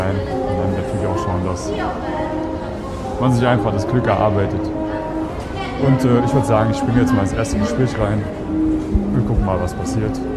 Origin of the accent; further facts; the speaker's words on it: Germany; now in Austria; Deutschland, Piefke.